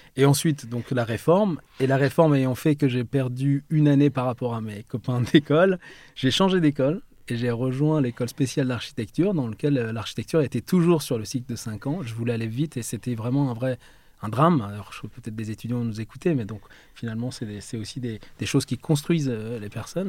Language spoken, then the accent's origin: French; France; also born or lived in Mashhad, Iran; On est venu en France dans un premier temps à l'âge de quand j'avais 3 ans